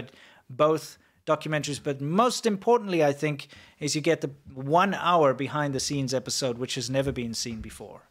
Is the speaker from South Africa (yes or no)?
yes; South Africa; moved away; also born or lived in Shenzhen, China; I'm South African